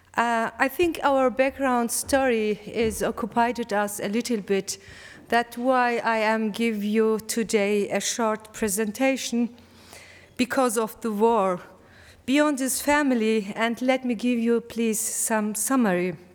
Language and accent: English; Malatya, Turkey; English is a second language; moved away; my heart is also in Malatya, in my hometown.